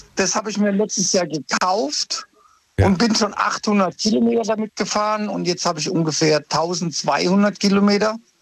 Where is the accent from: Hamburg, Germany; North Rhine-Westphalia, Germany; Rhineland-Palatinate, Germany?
Rhineland-Palatinate, Germany; Ludwigshafen; moved away as an adult; also born or lived in Cologne; now in Ludwigshafen, Germany; ich bin ja ein Pelzer, ich bin in der Gartenstadt geboren